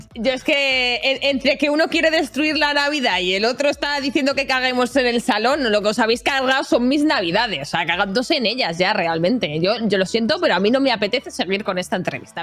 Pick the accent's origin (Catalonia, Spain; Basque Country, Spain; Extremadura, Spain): Catalonia, Spain; soy catalana